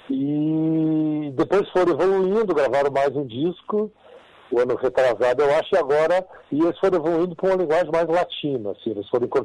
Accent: Porto Alegre, Rio Grande do Sul, Brazil; se eu falo que sou do Rio Grande do Sul, de Porto Alegre

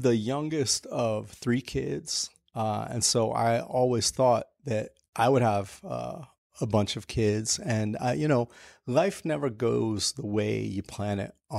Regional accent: New York, United States; So I grew up in Hell's Kitchen, Chelsea in the 80s. And it was pretty rough back then.

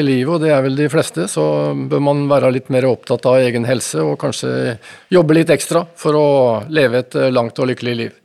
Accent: Fredrikstad, Østfold, Norway; Jeg er fra Fredrikstad

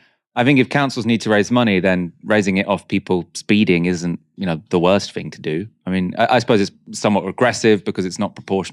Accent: London, United Kingdom; a born and bred Londoner

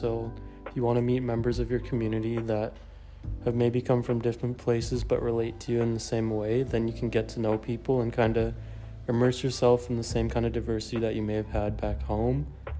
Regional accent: Burlington, Ontario, Canada; I'm from Burlington, Ontario, and my mom is South Asian Indian and my dad is white.

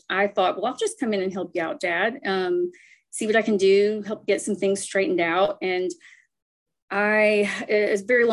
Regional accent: Nashville, Tennessee, United States; I am a Nashville native. I grew up in Tennessee

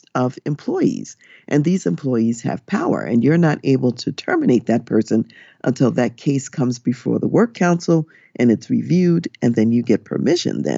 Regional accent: United States; also born or lived in Germany; an American person working for an American company

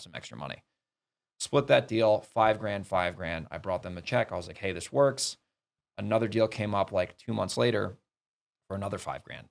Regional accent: New York City, New York, United States; moved away as an adult; also born or lived in Boston, Massachusetts; I grew up in New York.

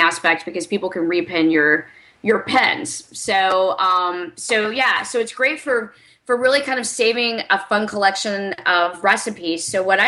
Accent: the South, United States; I'm from the South, too, not from Alabama

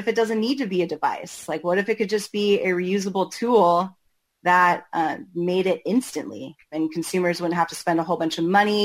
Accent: Portland, Oregon, United States; I'm from Portland, Oregon, born and raised

